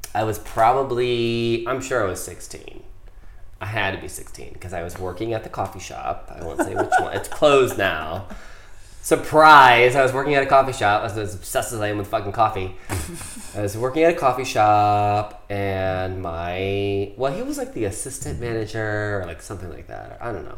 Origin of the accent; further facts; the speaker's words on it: Ohio, United States; I grew up in Ohio